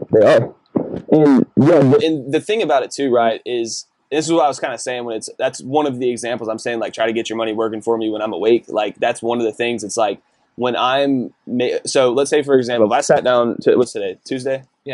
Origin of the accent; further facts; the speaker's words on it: Decatur, Texas, United States; moved away; also born or lived in Colorado; I'm from Decatur, which is like a really small, conservative, predominantly white town.